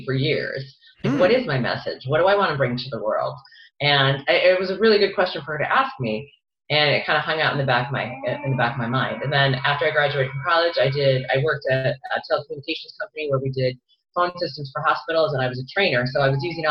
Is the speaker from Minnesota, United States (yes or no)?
yes; Minnesota, United States; moved away as an adult; also born or lived in Boston; I grew up in Minnesota